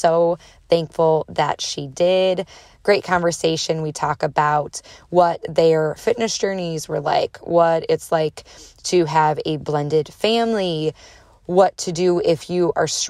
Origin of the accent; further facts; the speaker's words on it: Chicago, Illinois, United States; moved away as an adult; also born or lived in Columbus, Indiana / Greenwood, Indiana; So I'm from Chicago, but after Chicago, after growing up in like the Northwest suburbs of Illinois